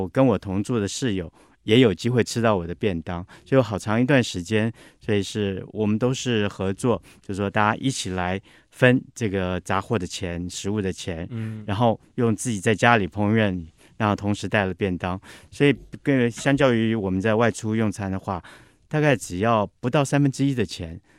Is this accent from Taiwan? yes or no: yes; Taipei, Taiwan; also born or lived in New York; 我想自己身为台北人的，